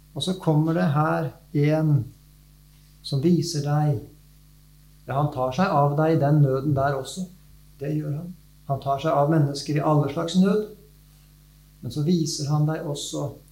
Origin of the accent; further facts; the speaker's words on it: Nes, Akershus, Norway; now in Vestfold, Norway; Jeg vokste opp nes på Romerike.